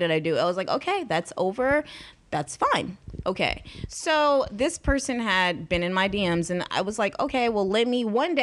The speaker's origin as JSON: {"language": "English", "town": "Houston", "region": "Texas", "country": "United States", "said": "we are from the same city, which is Houston"}